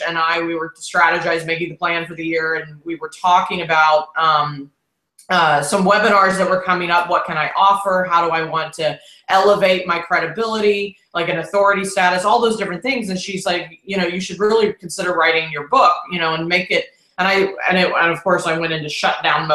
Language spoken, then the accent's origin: English; Houston, Texas, United States; accent: Texas drawl; moved away; I'm here in Houston, and it's just this is where I was born and raised, but I've lived all over